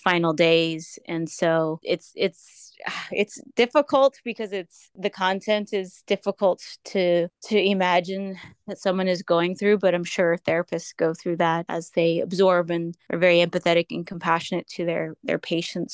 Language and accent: English; San Jose, California, United States; moved away as an adult; now in Los Angeles, United States; I'm from San Jose, California, specifically East Side San Jose, where I was raised.